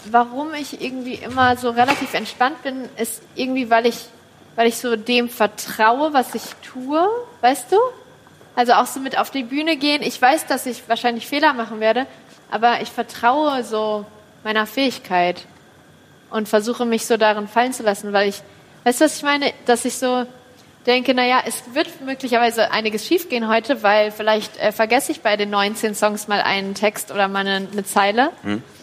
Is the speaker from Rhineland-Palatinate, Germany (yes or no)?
no; Kassel, Hesse, Germany; born there; In Kassel.